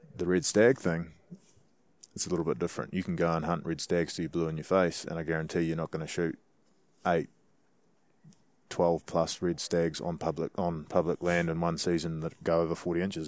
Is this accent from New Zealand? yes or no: yes; New Zealand; as a Kiwi hunter